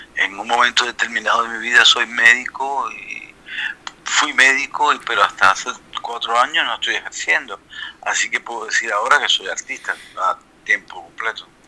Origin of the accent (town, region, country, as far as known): Cuba; now in Brussels, Belgium